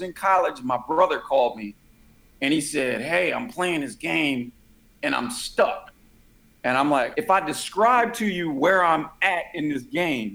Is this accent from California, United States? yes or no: yes; San Francisco, California, United States; I'm born and raised in San Francisco